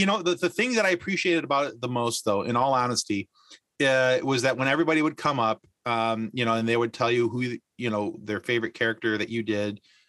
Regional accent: Michigan, United States; I'm from Michigan.

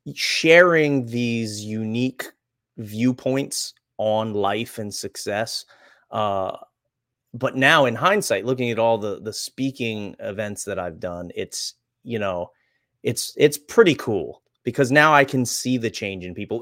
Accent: Reading, Pennsylvania, United States; I grew up in Redding, Pennsylvania

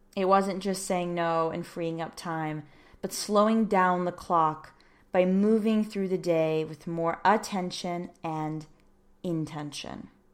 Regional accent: United States; as an American

